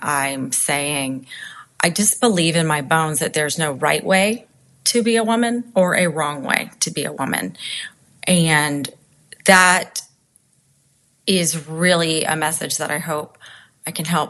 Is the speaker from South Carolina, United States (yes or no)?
yes; Charleston, South Carolina, United States; my hometown of Charleston